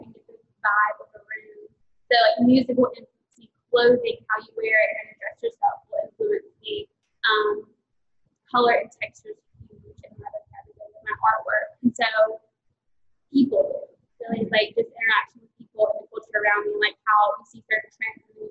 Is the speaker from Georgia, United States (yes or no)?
yes; Taylorsville, Georgia, United States; also born or lived in Rome, Georgia / Charleston / Athens, Georgia; now in Atlanta, United States; Really, Taylorsville